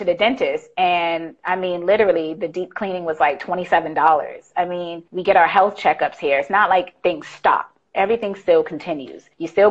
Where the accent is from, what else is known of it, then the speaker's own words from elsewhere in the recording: Boston, Massachusetts, United States; also born or lived in Virginia; now in Thailand; we're both from Boston